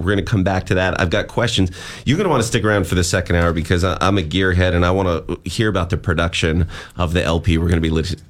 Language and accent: English; Phoenix, Arizona, United States; now in Portland, United States; I was from Phoenix, like that Southwest area.